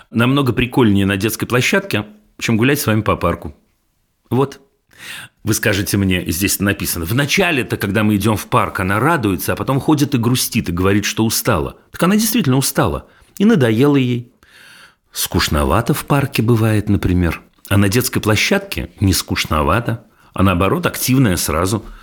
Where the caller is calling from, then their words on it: Saint Petersburg, Russia; Здравствуйте … Я из Санкт-Петербурга.